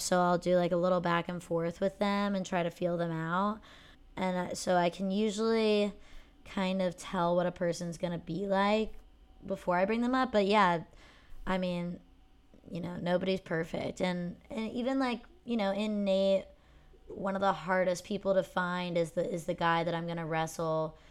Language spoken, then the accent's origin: English; Pennsylvania, United States; growing up in Pennsylvania